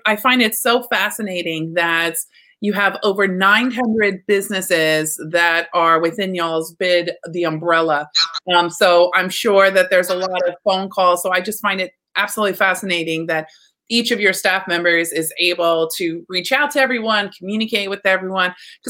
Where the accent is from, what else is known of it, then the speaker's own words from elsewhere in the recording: Texas, United States; moved away; growing up in Texas